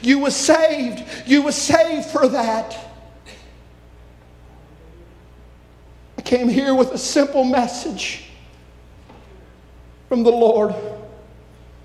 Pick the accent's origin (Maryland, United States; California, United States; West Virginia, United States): West Virginia, United States; also born or lived in Belpre, Ohio; I'm from West Virginia